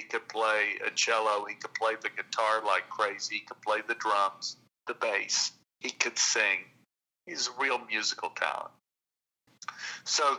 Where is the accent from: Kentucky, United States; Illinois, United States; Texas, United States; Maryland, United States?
Texas, United States; we grew up in Texas